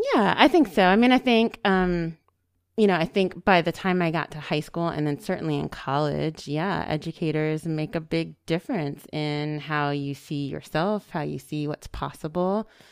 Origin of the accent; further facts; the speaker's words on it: Silver Spring, Maryland, United States; I'm local. Uh, I grew up here in Silver Spring, Maryland